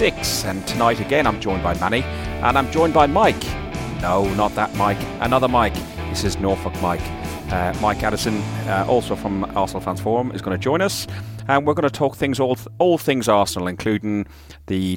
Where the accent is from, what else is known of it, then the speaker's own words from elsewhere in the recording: Ireland; I'm Irish